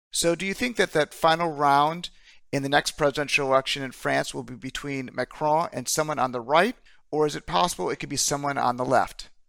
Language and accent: English; United States; as an American